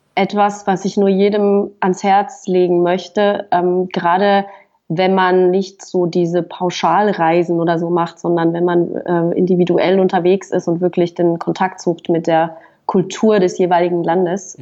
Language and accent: German; Fribourg, Switzerland; moved away as an adult; now in Berlin, Germany; ich bin also in, in Freiburg geboren, also in Fribourg in der, in der Westschweiz und habe dann das Abitur gemacht da äh, in, der, in Fribourg